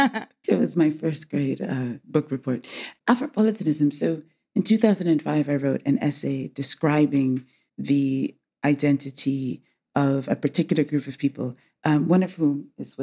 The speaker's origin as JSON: {"language": "English", "region": "England", "country": "United Kingdom", "tie": "born there", "said": "I was born in England. I was educated in the United States and back in England."}